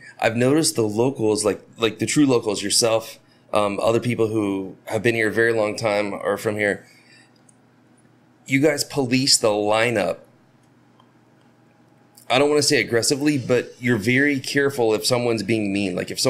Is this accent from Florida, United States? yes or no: yes; Florida, United States; I'm from Florida